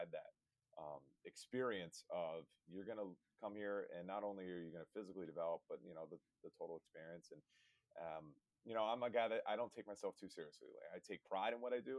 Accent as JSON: {"language": "English", "region": "Rhode Island", "country": "United States", "tie": "born or raised there", "also_born_or_lived": "Massachusetts", "moved": "as an adult", "said": "I grew up in Rhode Island"}